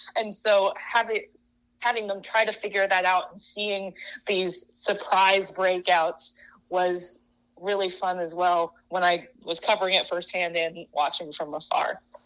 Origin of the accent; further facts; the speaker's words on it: Seattle, Washington, United States; moved away as an adult; also born or lived in San Francisco; now in Chicago, United States; I'm originally from Seattle